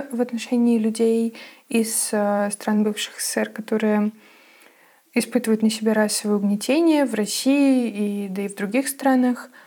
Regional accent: Moldova; я русскоязычная персона из Молдовы, родилась и выросла в этой стране.

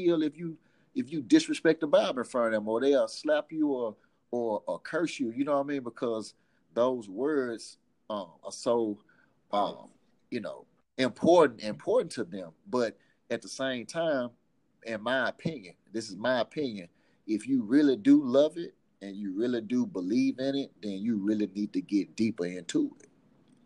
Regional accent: the South, United States; I'm from the South

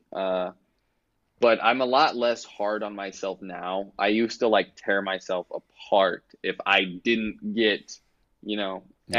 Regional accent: Kansas City, United States; I'm from Kansas City

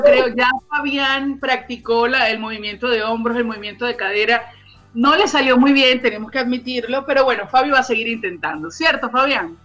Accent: Venezuela; now in Chile; mostrar un poquito de ese sabor venezolano a todos nuestros amigos chilenos

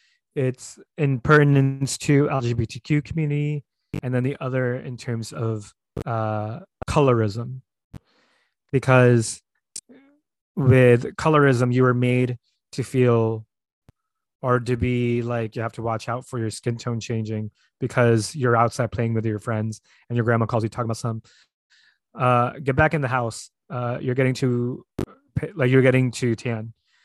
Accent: Philippines; born there; And I'm like, girl, I was born in the Philippines. Don't play with me. I'm very much as Filipino as you are.

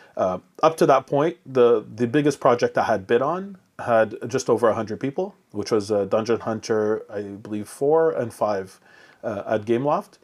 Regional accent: Montreal, Quebec, Canada; English is a second language; when I came to, uh, Montreal at five years old, not speaking a word of English or French

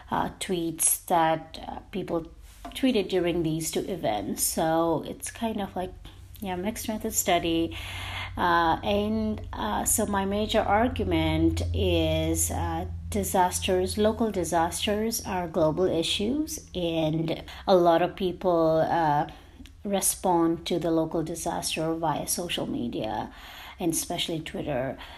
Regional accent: Nepal; moved away as an adult; now in United States; I'm from Nepal

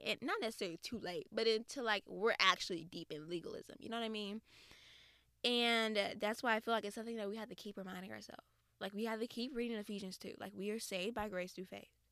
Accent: the South, United States; I'm from the South

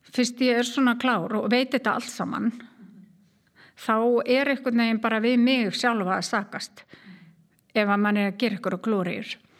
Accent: Keflavík, Southern Peninsula, Iceland; moved away as an adult; also born or lived in Reykjavík / United States; Ég er keppleikingur og fóreldra mínir líka frá Keflavík

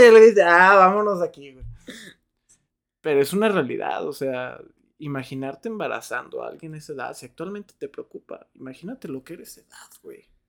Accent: Mexico; los mexicanos no somos así despectivos

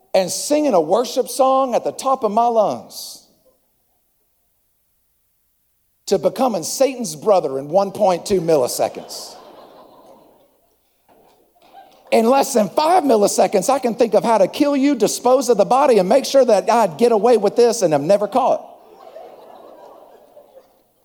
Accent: Acworth, Georgia, United States; I'm from Atlanta. I'm actually from Ackworth, but you've never heard of Ackworth.

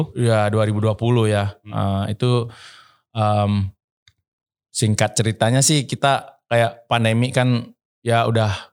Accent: Bali, Indonesia; saya dari Bali

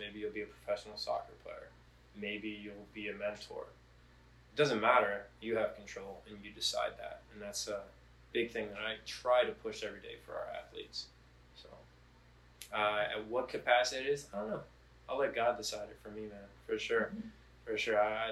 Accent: United States; I was born in America.

